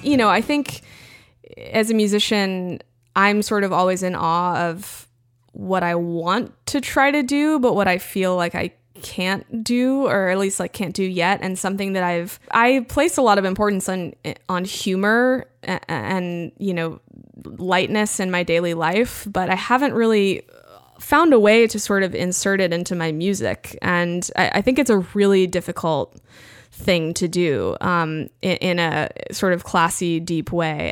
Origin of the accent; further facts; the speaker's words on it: Central Texas, United States; growing up in Central Texas